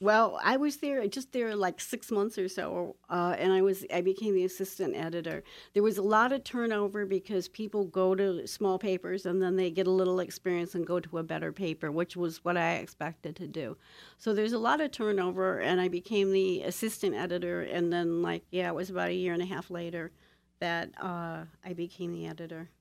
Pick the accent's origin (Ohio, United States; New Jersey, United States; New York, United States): Ohio, United States; Toledo; born or raised there; moved away